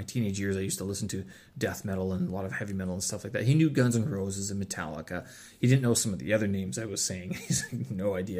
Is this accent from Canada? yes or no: yes; Canada; I'm Canadian